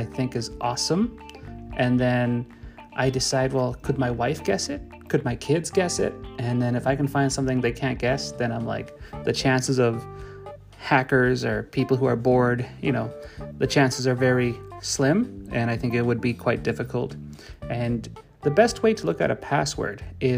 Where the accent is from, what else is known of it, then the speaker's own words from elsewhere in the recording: Canada; I'm Canadian